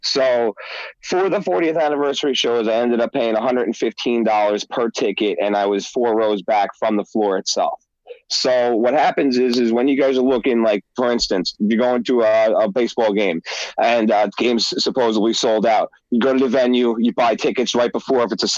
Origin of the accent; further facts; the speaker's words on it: San Francisco, California, United States; as I mentioned, I'm from California, particularly San Francisco.